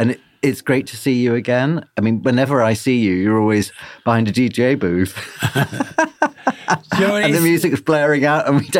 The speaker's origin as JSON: {"language": "English", "region": "London", "country": "United Kingdom", "tie": "born or raised there", "said": "You know, we were growing up in London, and it was such an alien world, and suddenly there was like-minded people."}